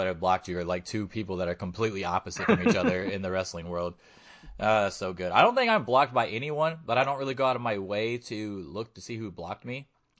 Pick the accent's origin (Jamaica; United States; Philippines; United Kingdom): United States; the South; I'm from the South